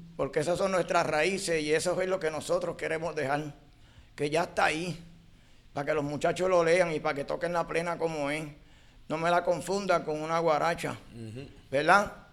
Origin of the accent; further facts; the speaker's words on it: San Juan, Puerto Rico; Nací en Martín Peña, Santurce, en la 26